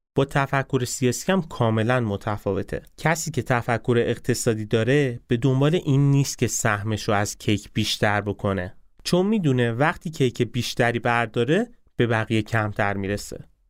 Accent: Isfahan, Iran; با شهر خودم شروع کنم به اسمهانیا چی میگن

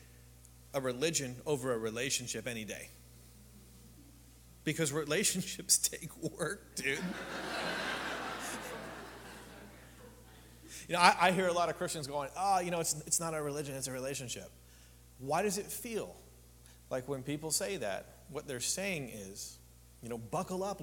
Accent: Canada; now in Palm Springs, United States; I'm from a small town of 1,800 people in Canada. Agricultural community

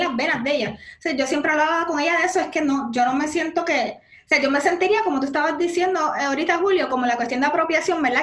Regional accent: Puerto Rico; moved away as an adult; also born or lived in New York; now in United States; soy puertorriqueña

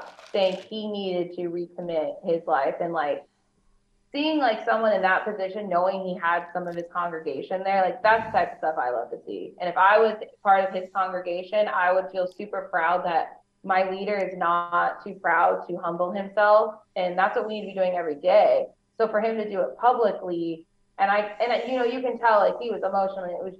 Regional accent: Phoenix, Arizona, United States; also born or lived in Los Angeles / Orange County / San Diego; now in Las Vegas, United States; I grew up in Phoenix

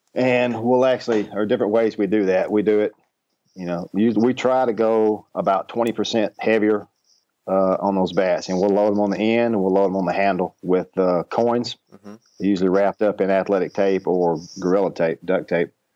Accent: Ashdown, Arkansas, United States; where I grew up in Ashdown, Arkansas

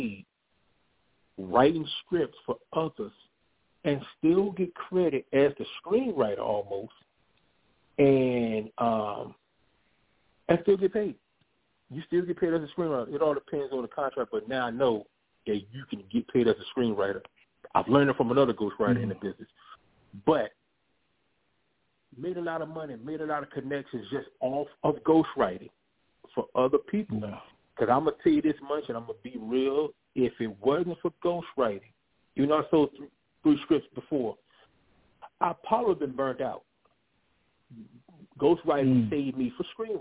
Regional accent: Virginia Beach, Virginia, United States; also born or lived in Los Angeles; I am from Virginia Beach, Virginia. Born and raised. Spent some years in Los Angeles, but I'm born and raised in Virginia Beach, Virginia

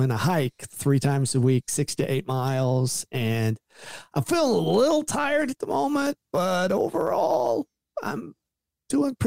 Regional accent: southern Indiana, United States; moved away as an adult; also born or lived in Louisville, Kentucky; I was born in Kentucky. Louisville, Kentucky, and I was raised most of my childhood in southern Indiana

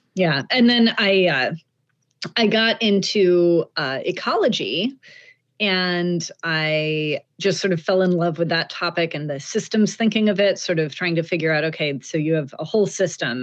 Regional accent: Pacific Northwest, United States; I grew up in the Pacific Northwest

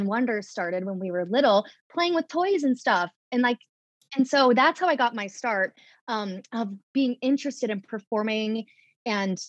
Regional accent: St. Charles, Illinois, United States; moved away as an adult; now in New York City, United States; I grew up in St. Charles and Geneva, which are basically like the same town, 45 minutes in the western suburbs of Chicago

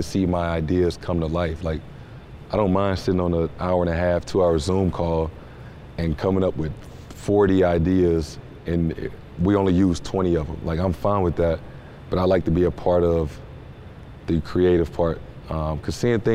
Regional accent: St. Louis, Missouri, United States; I'm from St. Louis

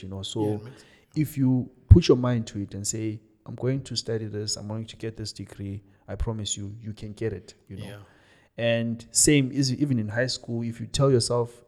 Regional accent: Johannesburg, Gauteng, South Africa; moved away as an adult; also born or lived in Cape Town; I was from Joburg

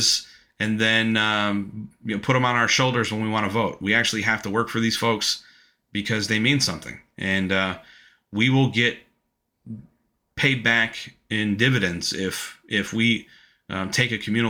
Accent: United States; as an American, as a white American male

